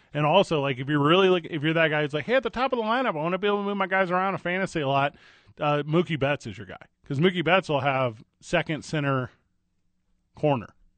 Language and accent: English; St. Louis, Missouri, United States; I grew up in Saint Louis.